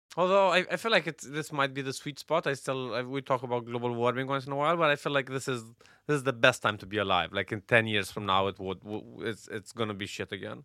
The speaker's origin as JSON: {"language": "English", "country": "Romania", "tie": "born or raised there", "moved": "yes"}